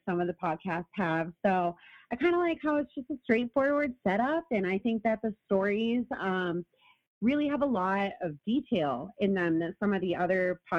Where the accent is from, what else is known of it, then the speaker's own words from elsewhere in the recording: Maine, United States; moved away as an adult; also born or lived in Portland, Maine; now in Colorado, United States; I live in Colorado right now. I was born and raised in Maine, and I lived in Portland, Maine for about 4 years